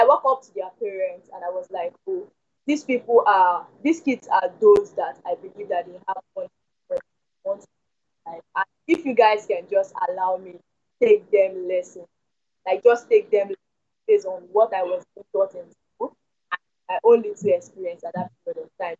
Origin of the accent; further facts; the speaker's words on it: Lagos, Nigeria; I was born in Lagos and brought up in Lagos